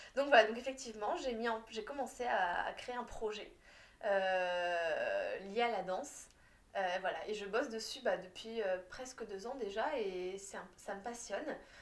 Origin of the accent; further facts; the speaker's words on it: France; en tant que petite Française